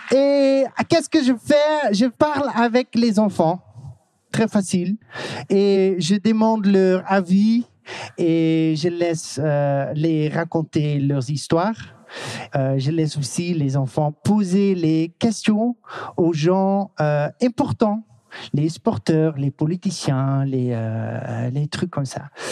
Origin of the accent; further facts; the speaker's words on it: Netherlands; French is a second language; je viens de la Hollande. Euh, je suis hollandais parce que je viens de la Hollande.